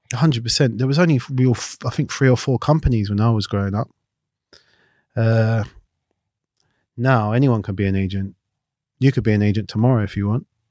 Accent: London, United Kingdom; also born or lived in Clapham; I grew up in Battersea

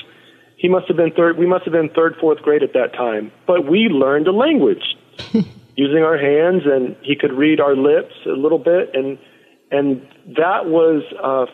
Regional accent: San Antonio, Texas, United States; moved away; also born or lived in Oakland, California; the neighborhood I grew up in San Antonio, Texas.

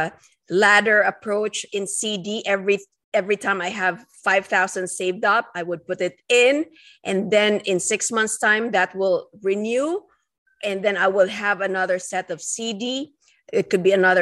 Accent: Philippines; moved away as an adult; now in United States; I am an immigrant. I came from the Philippines. And coming in here in 2004 to start my residency training program

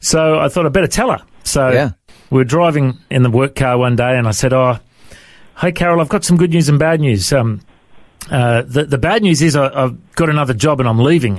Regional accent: Coffs Harbour, New South Wales, Australia; also born or lived in Tamworth, New South Wales; originally uh, in Tamworth in New South Wales is where I was mm-hmm. born. And then uh, mum and dad moved to Coffs Harbour when I was a young fella

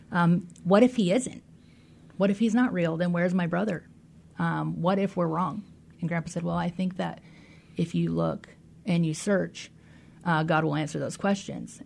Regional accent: Des Moines, Washington, United States; I grew up in Des Moines, Washington

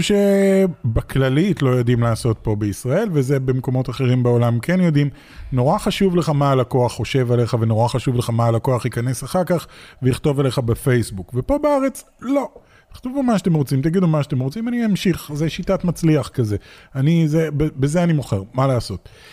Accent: Israel; מגיע מתוך ישראל, ואין לנו פה תעשיית משחקים גדולה

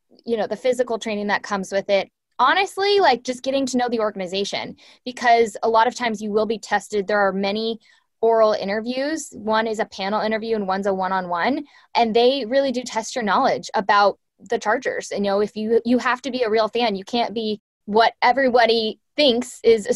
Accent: Orange County, California, United States; also born or lived in Oregon; I grew up in Orange County

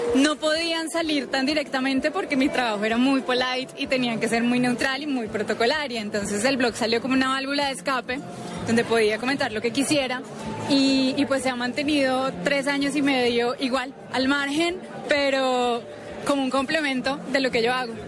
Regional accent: Cali, Valle del Cauca, Colombia; Yo soy de Cali también

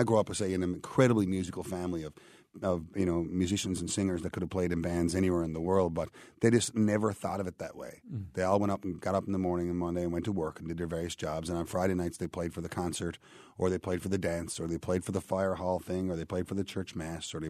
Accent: Petty Harbour, Newfoundland and Labrador, Canada; grown up in a place that's so unique

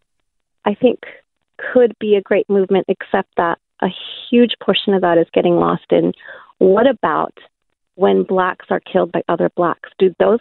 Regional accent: United States; moved away as an adult; now in Perth, Australia; I'm actually an American living in Australia. I've been here for 7 years.

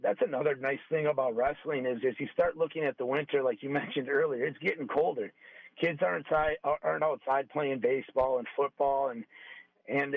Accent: Milwaukee, Wisconsin, United States; I'm originally from Milwaukee. My dad was a Milwaukee firefighter, so I grew up on the northwest side of Milwaukee

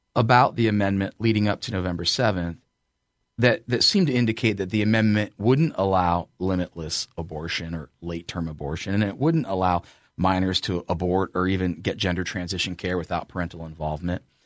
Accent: Ashland, Ohio, United States; from my hometown, Ashland

